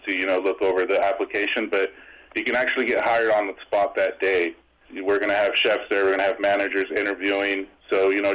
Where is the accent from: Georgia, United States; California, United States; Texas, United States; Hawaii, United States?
California, United States; Escondido; also born or lived in Las Vegas; I grew up around here in the Escondido area, Southern California